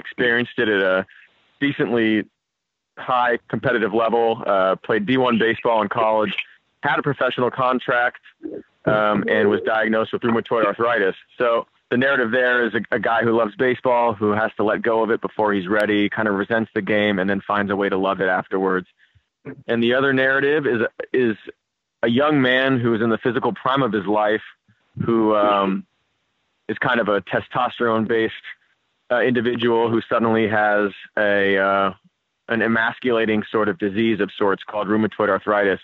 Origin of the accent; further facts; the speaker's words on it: San Francisco, California, United States; We grew up playing together in San Francisco